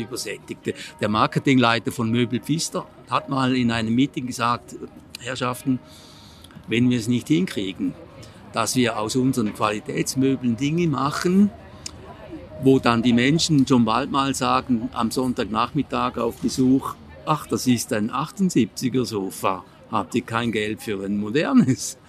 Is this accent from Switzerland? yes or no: yes; Switzerland; Ich bin Appenzeller